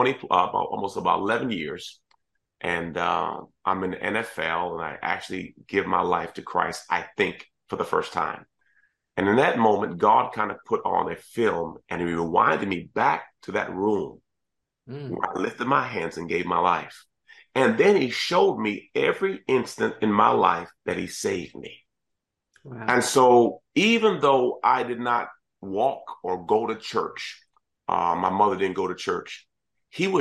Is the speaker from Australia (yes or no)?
no; Washington, District of Columbia, United States; also born or lived in Kingston, Jamaica; was in school in Jamaica for a short period of time, but then mostly grew up in the Washington, D.C. area